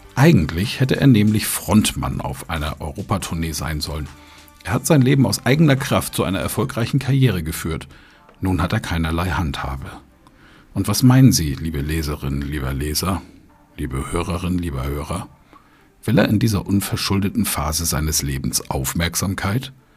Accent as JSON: {"language": "German", "country": "Germany", "said": "wir Deutschen"}